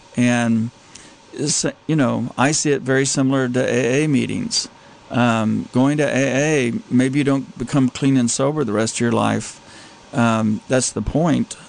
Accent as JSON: {"language": "English", "region": "Texas", "country": "United States", "tie": "born or raised there", "said": "I grew up in Texas"}